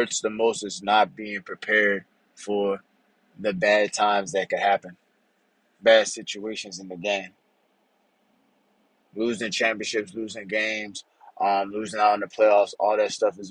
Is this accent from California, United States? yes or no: no; Louisiana, United States; moved away as an adult; I'm from Louisiana. Growing up, hurricanes was a major thing in Louisiana